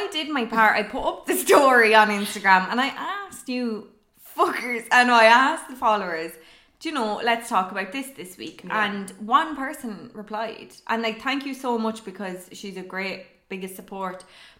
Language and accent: English; Ireland; we're Irish and we're women